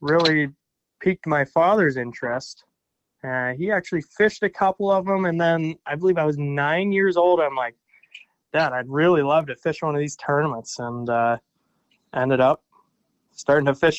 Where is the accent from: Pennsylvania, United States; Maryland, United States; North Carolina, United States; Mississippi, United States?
Pennsylvania, United States; St. Marys; I am from St. Mary's, Pennsylvania, kind of out in the middle of nowhere